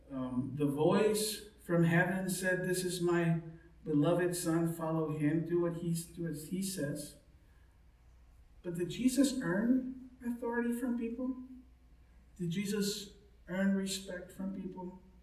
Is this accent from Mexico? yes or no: yes; Mexico; now in United States; when I was growing up in Mexico